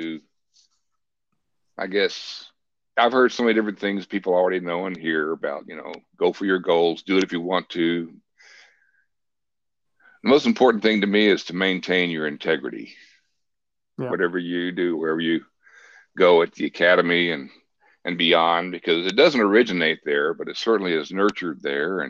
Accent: Port Neches, Texas, United States; also born or lived in South Florida; now in Niceville, United States; I grew up in a small southeast Texas town on the Gulf Coast called Port Neches.

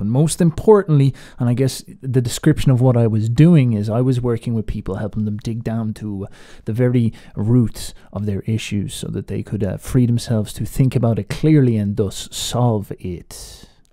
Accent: Ireland; I put on this American accent despite the fact that I'm Irish

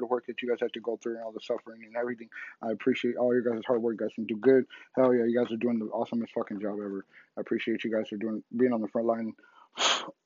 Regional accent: San Diego, California, United States; born and raised in San Diego

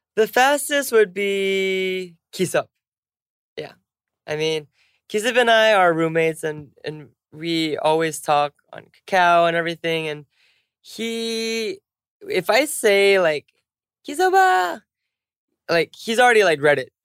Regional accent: United States; we're both American

